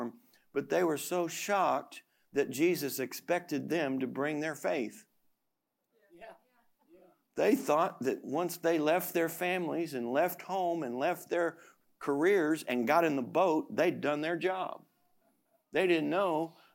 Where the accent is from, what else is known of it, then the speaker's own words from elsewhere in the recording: United States; I'm an American